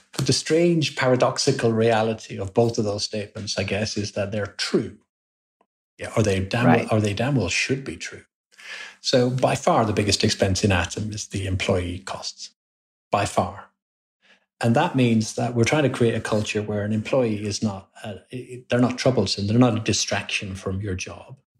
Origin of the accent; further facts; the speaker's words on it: Ireland; moved away as an adult; also born or lived in London / Birmingham; I was born in London, but then we you know grew up and was educated in Ireland